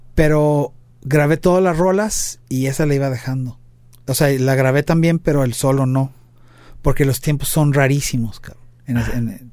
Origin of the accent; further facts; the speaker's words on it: Mexico; somos cuatro mexicanos